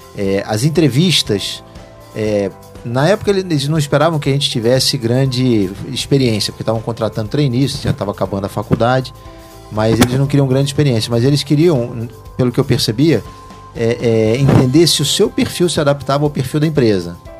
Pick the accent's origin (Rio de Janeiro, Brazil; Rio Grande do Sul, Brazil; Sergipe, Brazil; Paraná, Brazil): Rio de Janeiro, Brazil; moved away as an adult; also born or lived in Ribeirão Preto, São Paulo / interior of Minas Gerais / São Paulo; depois nós mudamos para o Rio de Janeiro. Ali eu estudei, passei minha infância inteira, minha adolescência